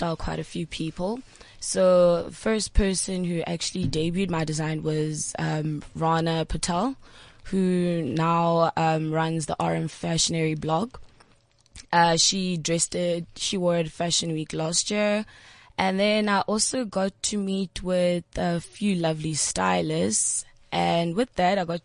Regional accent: Durban, KwaZulu-Natal, South Africa; now in Johannesburg, South Africa; I'm from Durban, and basically I came to Johannesburg to come pursue my dream

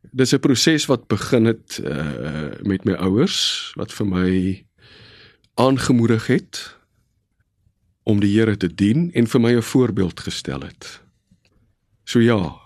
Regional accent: Bellville, Western Cape, South Africa; Ek is gebore in 1967 in die Hansa Kliniek net so af van Voortrekkerstraat in Bellville.

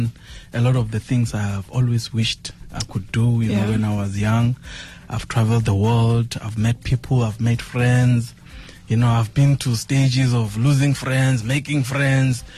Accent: Venda, Limpopo, South Africa; moved away as an adult; also born or lived in Cape Town; Venda, primary, secondary, and tertiary

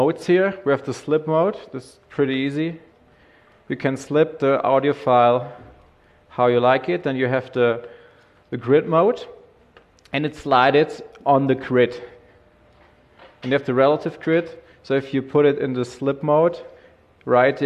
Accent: Germany; I'm from the German office, so I'm from Germany.

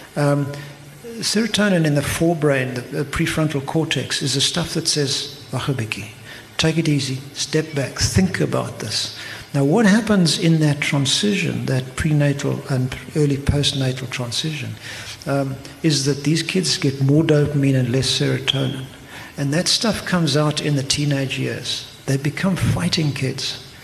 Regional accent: Eastern Cape, South Africa; now in Cape Town, South Africa; I come from the Eastern Cape

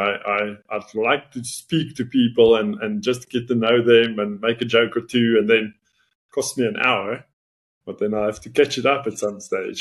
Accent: Northern Cape, South Africa; first language Afrikaans; English is a second language; moved away as an adult; also born or lived in Potchefstroom; Where I grew up in the Northern Cape, we speak Afrikaans.

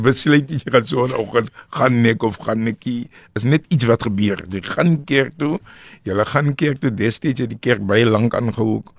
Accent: Western Cape, South Africa; al het ons in die Kaap groot geword

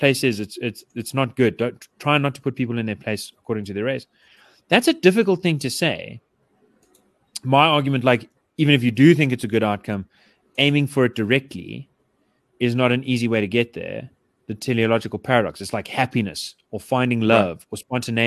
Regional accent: South Africa; I grew up in Yeovil

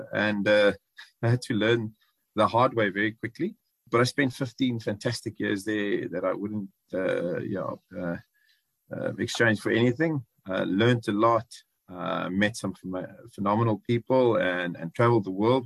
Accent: George, Western Cape, South Africa; also born or lived in Johannesburg; I grew up in George, so a small town boy

